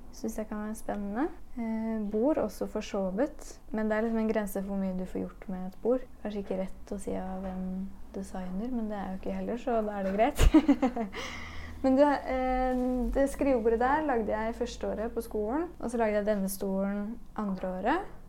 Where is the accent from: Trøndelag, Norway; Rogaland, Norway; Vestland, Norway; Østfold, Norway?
Østfold, Norway; Spydeberg; moved away as an adult; also born or lived in Oslo; Jeg er fra Spydberg